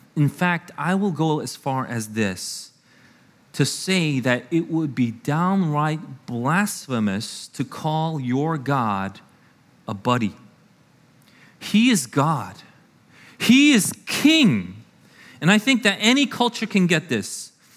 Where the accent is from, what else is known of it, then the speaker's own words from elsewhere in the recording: United States; I am an American through and through